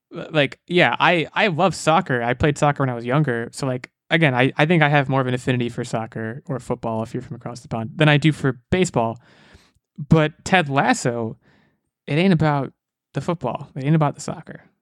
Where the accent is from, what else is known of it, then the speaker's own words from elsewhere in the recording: United States; I'm American